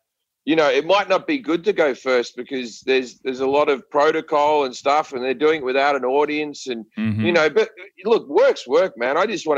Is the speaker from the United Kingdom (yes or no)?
no; Australia; But my accent, if you're in a movie, they have to write a bit of dialogue where they go, oh, well, you know him, he's Australian, he came over here, blah, blah, blah